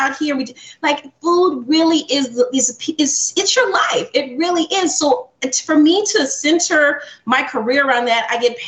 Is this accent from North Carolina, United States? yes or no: no; Alabama, United States; my dad is Jamaican, my mom is from Trinidad, and we grew up in Alabama. So that is a culture clash of Southern and Caribbean.